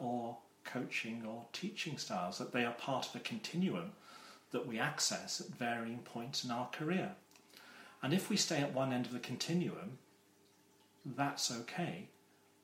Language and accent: English; Wales, United Kingdom; when I was growing up in Wales